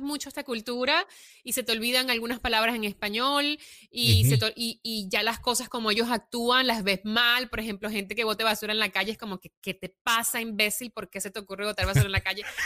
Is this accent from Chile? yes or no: no; Venezuela; also born or lived in Italy / New York; now in Los Angeles, United States; porque soy venezolana y me siento venezolana. Cuando voy a Venezuela, pues es mi tierra donde nací